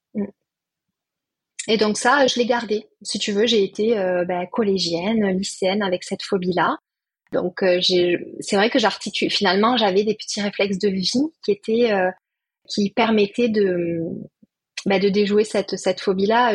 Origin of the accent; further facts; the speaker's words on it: Perpignan, Occitania, France; now in Toulouse, France; Je suis née à Perpignan, très attachée au sud.